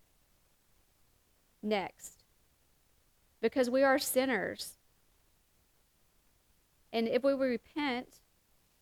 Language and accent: English; the South, United States; that good old Catholic guilt that our mamas used to talk about and that we talk about in the South